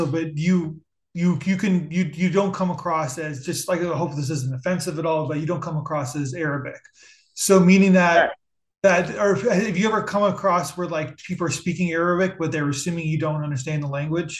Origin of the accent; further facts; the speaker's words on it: Ontario, Canada; my wife is from Montreal and I'm from Ontario.